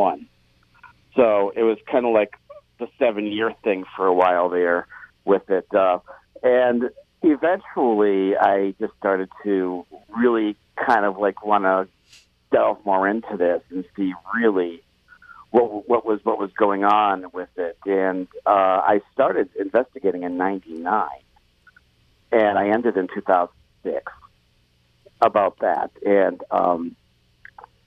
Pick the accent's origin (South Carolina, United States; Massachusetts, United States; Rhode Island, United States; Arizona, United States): Rhode Island, United States; Providence; also born or lived in New Orleans; I grew up in Providence, actually, Providence, Rhode Island